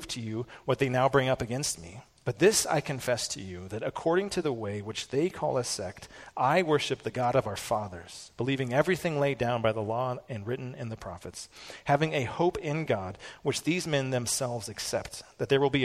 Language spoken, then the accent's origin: English; Peyton, United States; I grew up in Peyton